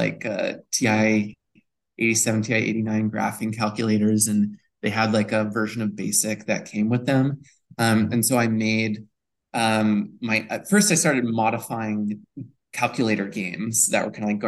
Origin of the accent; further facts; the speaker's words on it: Newton, Massachusetts, United States; I grew up in beautiful Newton, Massachusetts